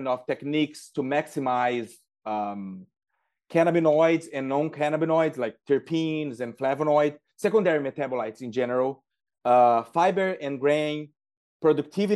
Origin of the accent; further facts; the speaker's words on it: Uraí, Paraná, Brazil; now in United States; I'm originally from Brazil, and I grew up in a small town called Urai